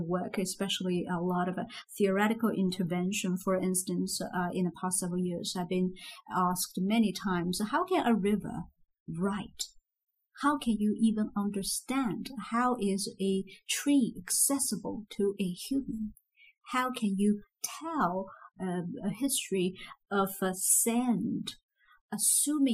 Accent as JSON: {"language": "English", "region": "Zhejiang", "country": "China", "tie": "born or raised there", "also_born_or_lived": "Beijing", "moved": "as an adult", "said": "I'm from Zhejiang region, so it's not that kind of food I grew up"}